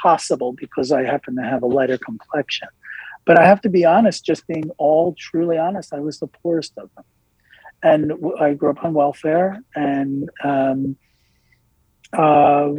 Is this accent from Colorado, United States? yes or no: no; Elizabeth, New Jersey, United States; first language English; I grew up in Elizabeth, New Jersey